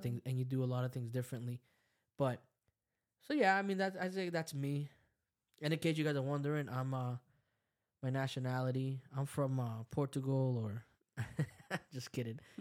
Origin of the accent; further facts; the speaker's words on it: El Salvador; I'm from El Salvador. I speak Spanish.